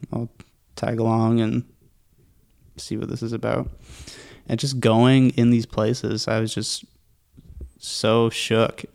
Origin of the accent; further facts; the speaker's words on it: Pickering, Ontario, Canada; now in Whitby, Canada; I grew up in Pickering.